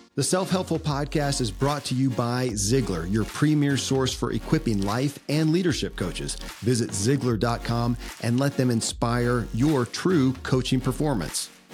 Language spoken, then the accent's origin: English; Kentucky, United States; born or raised there